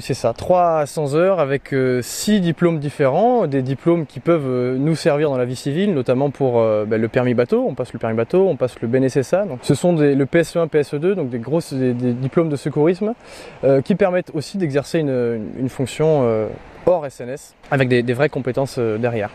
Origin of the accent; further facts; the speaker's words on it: Marseille, Provence-Alpes-Côte d'Azur, France; quand on est Marseillais